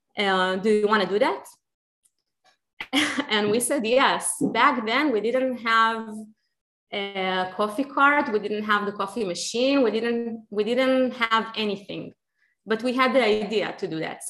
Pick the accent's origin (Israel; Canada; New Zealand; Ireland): Israel; English is a second language; moved away as an adult; also born or lived in Ukraine; now in Austin, United States; I grew up in Israel and I had a really, really amazing childhood there